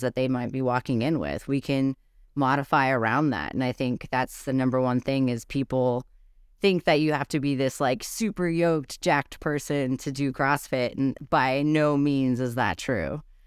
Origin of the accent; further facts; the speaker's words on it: Brownsville, Texas, United States; now in Gunnison, United States; Brownsville, Texas. So on the border by the sea